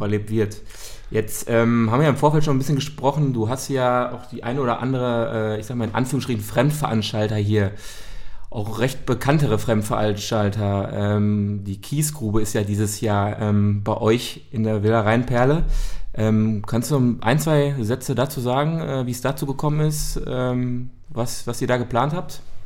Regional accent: Dortmund, North Rhine-Westphalia, Germany; wir kommen ja selber auch aus Dortmund

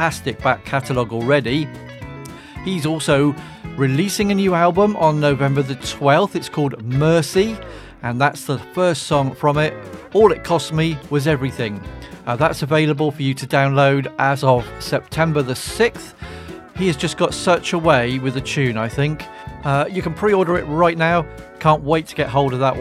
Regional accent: England, United Kingdom; I am from England, so I have to say Zed

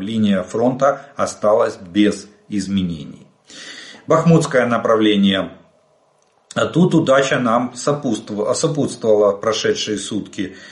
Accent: Ukraine; мы из Украины

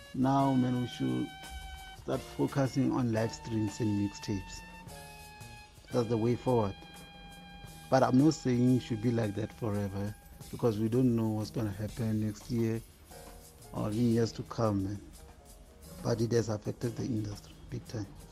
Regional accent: Limpopo, South Africa; I'm from Limpopo

